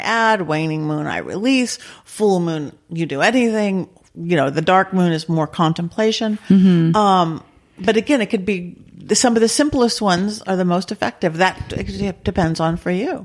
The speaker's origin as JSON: {"language": "English", "town": "Lakewood", "region": "California", "country": "United States", "tie": "born or raised there", "said": "I grew up um in Lakewood by Long Beach. Okay. Southern California, suburban Southern California"}